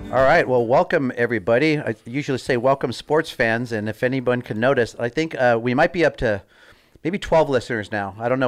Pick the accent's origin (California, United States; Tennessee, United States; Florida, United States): California, United States; Southern; born or raised there